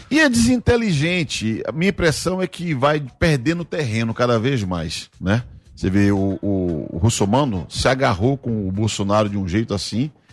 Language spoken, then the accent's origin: Portuguese; Bahia, Brazil; now in São Paulo, Brazil; eu sou baiano, estou aqui